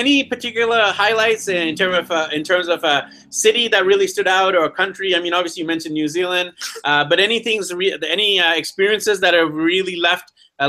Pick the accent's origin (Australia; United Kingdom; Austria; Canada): Canada; Vancouver, British Columbia; And my background is actually Indian. I'm born and raised in Vancouver, BC, Canada, but I'm Indian ethnicity.